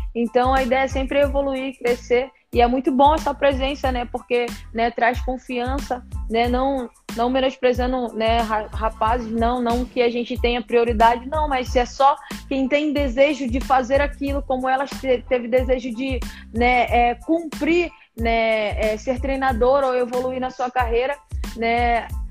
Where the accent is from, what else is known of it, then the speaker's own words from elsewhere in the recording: Rio de Janeiro, Brazil; eu nasci e fui criada em Bangu, né, Rio da Prata